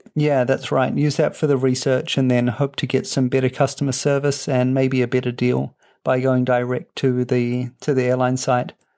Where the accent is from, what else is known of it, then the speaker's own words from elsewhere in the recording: New Zealand; now in Europe; as a Kiwi